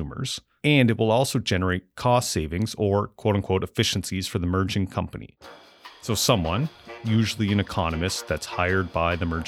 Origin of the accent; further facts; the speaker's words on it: Amherst, Nova Scotia, Canada; moved away; growing up and then moving back to Amherst, Nova Scotia, where I run my business currently.